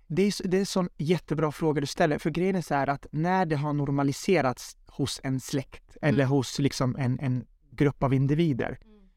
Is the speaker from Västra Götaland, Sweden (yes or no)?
no; Södertälje, Stockholm County, Sweden; jag kommer ifrån Södertälje, född och uppvuxen där